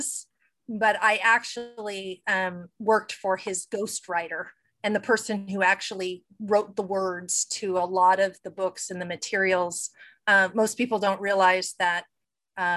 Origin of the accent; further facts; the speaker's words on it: Saratoga Springs, New York, United States; moved away as an adult; also born or lived in Utah; I grew up back east. So around Saratoga, New York, upstate